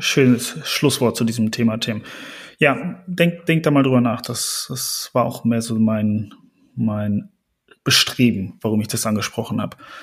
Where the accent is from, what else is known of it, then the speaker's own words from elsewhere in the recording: Germany; bei uns in Deutschland